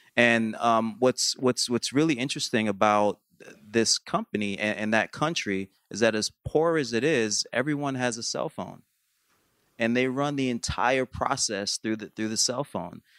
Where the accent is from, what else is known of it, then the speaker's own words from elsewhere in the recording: New York, United States; I grew up in New York